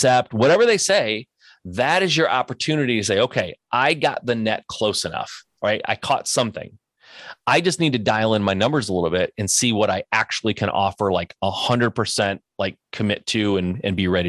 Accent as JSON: {"language": "English", "region": "Michigan", "country": "United States", "said": "I'm from Michigan. I know the Detroit area."}